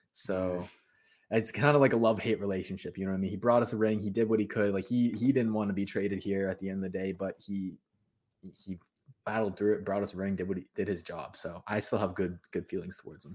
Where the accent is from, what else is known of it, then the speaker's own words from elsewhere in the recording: Toronto, Ontario, Canada; I'm actually from Toronto